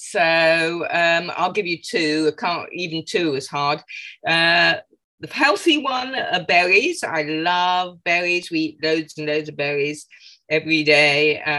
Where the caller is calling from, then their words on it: London, United Kingdom; I'm calling from London, England, as you can probably tell by my accent.